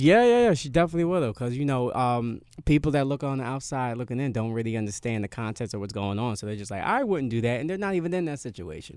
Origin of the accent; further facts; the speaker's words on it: New York, United States; I'm from New York